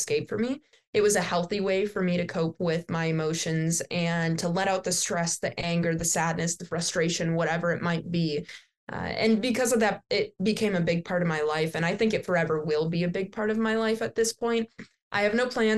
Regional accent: Wisconsin, United States; I'm from Wisconsin

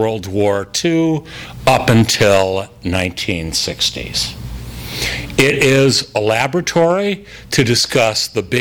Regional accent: Los Angeles, California, United States; I was born in Los Angeles, the film noir epicenter at the height of the film noir era

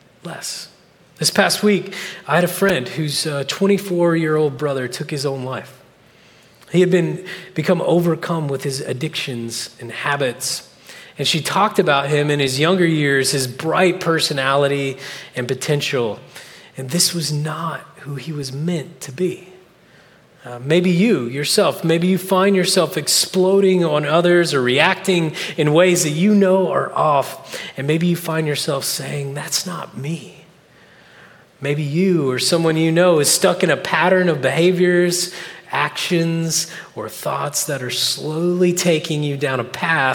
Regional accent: Oklahoma, United States; moved away as an adult; now in California, United States; I'm from Oklahoma. We don't get out a lot

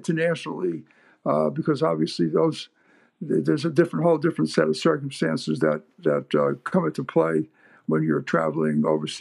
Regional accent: New York City, New York, United States; moved away as an adult; now in Canada; I'm involved with a group of people down in New York City, with my hometown, our hometown

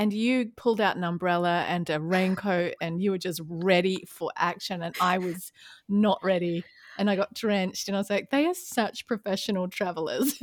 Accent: Australia; also born or lived in London / California; now in Atlanta, United States; Now I'm an Aussie in Atlanta, Georgia, U S A.

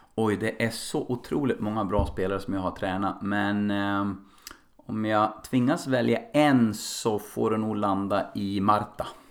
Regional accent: Nolby, Västernorrland County, Sweden; jag växte upp i en liten ort som heter Nolby, eh, nära Kvissleby och söder om, om Sundsvall

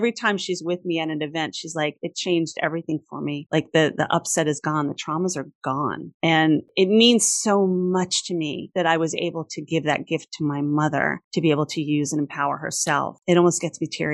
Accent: New York, United States; I'm a New Yorker

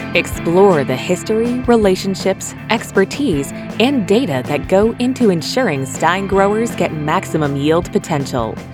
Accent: Maysville, Missouri, United States; we live in Northwest Missouri. We're from Maysville, Missouri

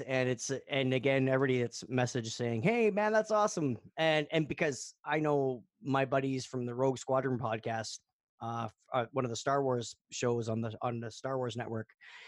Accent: Northern Ontario, Canada; now in Toronto area, Canada; we grew up in Northern Ontario.

